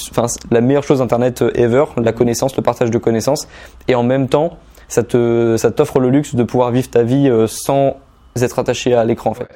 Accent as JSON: {"language": "French", "region": "Normandy", "country": "France", "tie": "born or raised there", "said": "je suis originaire de Normandie. Mais euh, autour de moi, dans mon entourage en Normandie, dans ma ville de 9000 habitants"}